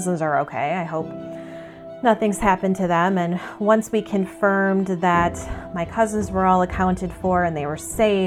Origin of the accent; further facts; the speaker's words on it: St. Paul, Minnesota, United States; also born or lived in Chicago; I was born in St. Paul, Minnesota, January 31st, 1985